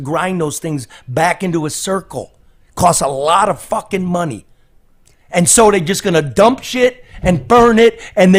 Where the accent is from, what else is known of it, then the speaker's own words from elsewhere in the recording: Michigan, United States; we're all from Michigan